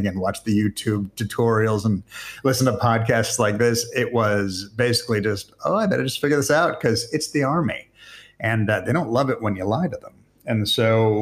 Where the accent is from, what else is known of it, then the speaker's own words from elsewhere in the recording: Arizona, United States; moved away; also born or lived in Israel; at one point, they started bringing some films into my hometown